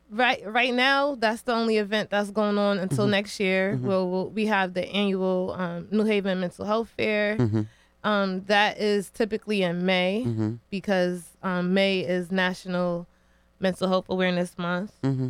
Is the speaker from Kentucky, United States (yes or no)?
no; New Haven, Connecticut, United States; You know, I love New Haven. For the most part, I was born and raised here